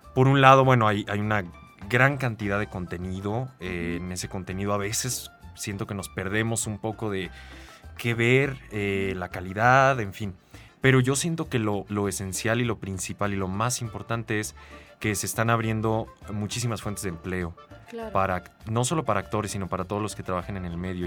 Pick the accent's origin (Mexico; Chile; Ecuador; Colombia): Mexico; Sonora; yo crecí en, un pueblo en Sonora